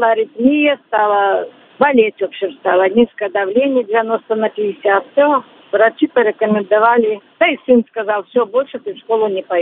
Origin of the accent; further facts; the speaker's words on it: Belarus; moved away as an adult; now in Russia; Я из Беларуси приехала сюда в 87 году.